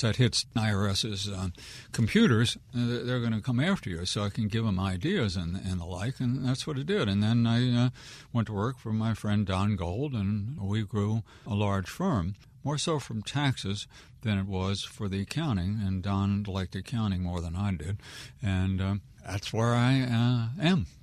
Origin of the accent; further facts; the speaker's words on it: Wheaton, Maryland, United States; I'm a born and raised Wheaton kid, so people around here would know where Wheaton was.